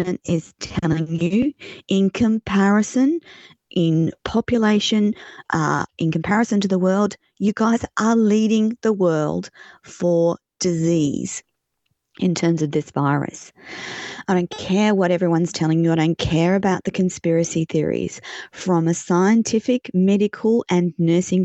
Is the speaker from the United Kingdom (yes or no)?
no; Australia; I'm an Australian